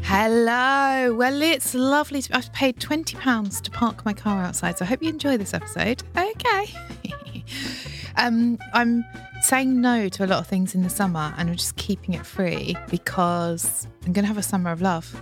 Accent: Margate, South East England, United Kingdom; also born or lived in Broadstairs; That's my hometown, Margate

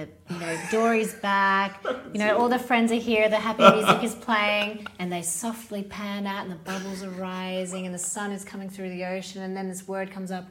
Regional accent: Australia; now in Sweden; I'm Australian. We're your convict version.

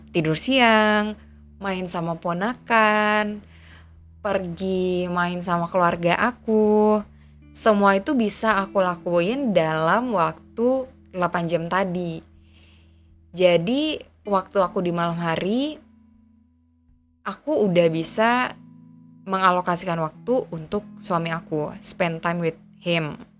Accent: Aceh, Indonesia; moved away as an adult; now in Jakarta, Indonesia; Aku besar dan tinggal di Aceh

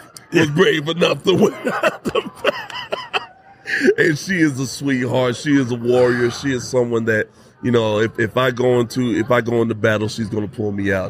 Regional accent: Southern California, United States; moved away as an adult; I was born in Southern California, ran around in Southern California all my life until 2021, came here with Turning Point USA.

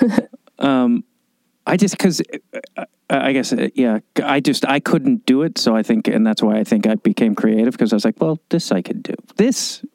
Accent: Chicago, Illinois, United States; moved away; I grew up in Chicago

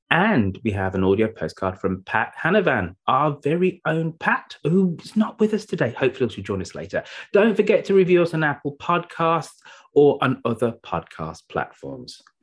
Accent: United Kingdom; we're British English speakers here

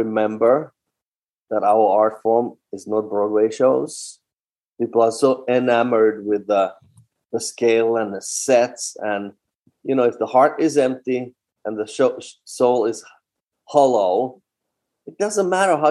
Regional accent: Finland; English is a second language; moved away as an adult; also born or lived in Leningrad, Russia / New York, United States / Netherlands / Basel, Switzerland; now in Boston, United States; I started in my home country in Finland at a very young age, 15.

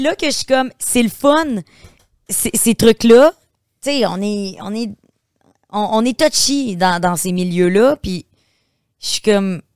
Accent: Beauce, Quebec, Canada; moved away as an adult; je viens de la Beauce

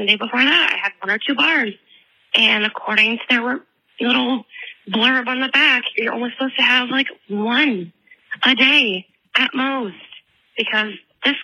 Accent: Wisconsin, United States; I'm from Wisconsin

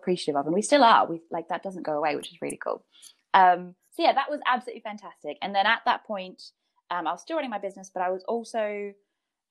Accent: Brisbane, Queensland, Australia; now in United Kingdom; I've got a lot of friends back in Brisbane

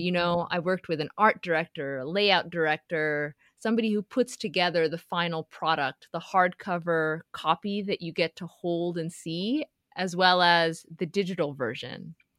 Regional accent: Houston, Texas, United States; I grew up in Houston, Texas

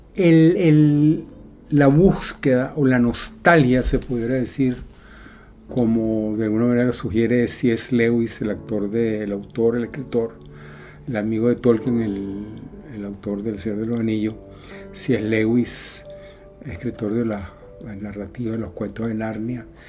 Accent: Venezuela; moved away as an adult; also born or lived in Europe; Hace seis años tuve que salir con mi familia de Venezuela por muchos motivos de seguridad, económicos, etc. Viajamos a Europa y tuvimos que dejar atrás todo.

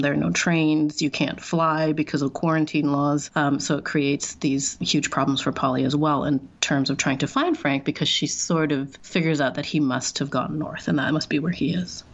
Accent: Singapore; moved away as an adult; now in Canada; i'm also mixed race and i grew up in singapore i'm chinese and i'm white white. And when I was growing up in Singapore, everyone thought I was white. And then I moved to Canada as an adult

